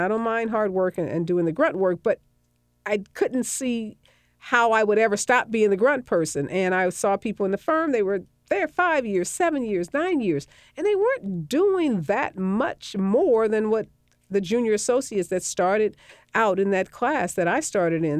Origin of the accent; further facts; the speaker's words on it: St. Louis, Missouri, United States; moved away; I worked in Saint Louis, which is my hometown